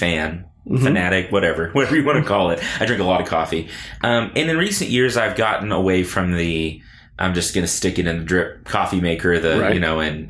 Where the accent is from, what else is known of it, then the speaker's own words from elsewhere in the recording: Lubbock, Texas, United States; also born or lived in College Station, Texas; I grew up here in Lubbock